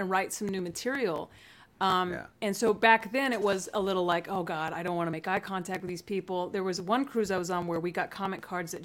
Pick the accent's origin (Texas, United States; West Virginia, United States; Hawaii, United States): Texas, United States; Amarillo; moved away; I grew up in West Texas, in the West Texas Panhandle.